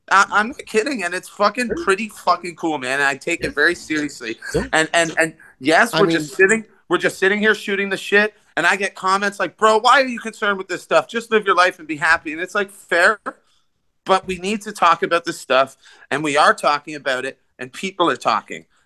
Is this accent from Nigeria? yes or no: no; Puerto Rico; They didn't know that that exists. I'm from